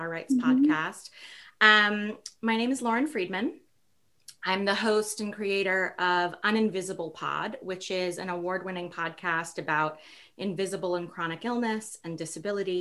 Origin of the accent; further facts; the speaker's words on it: New York City, New York, United States; I grew up in New York City